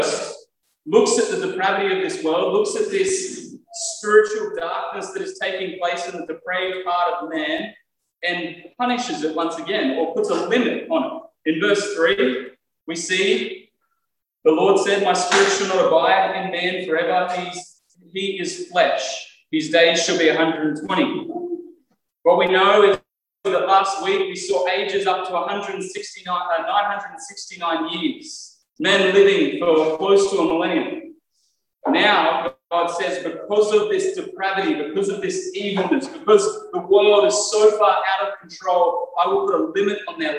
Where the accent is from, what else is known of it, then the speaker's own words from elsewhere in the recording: Australia; conservative Australian Christians